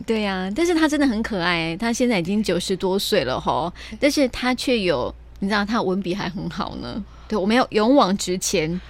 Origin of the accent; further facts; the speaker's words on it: Taiwan; 我们台湾